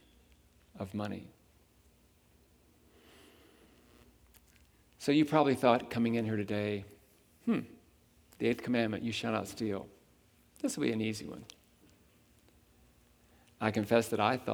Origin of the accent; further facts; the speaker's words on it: Huntington, West Virginia, United States; I was born in Huntington, West Virginia, in the United States of America.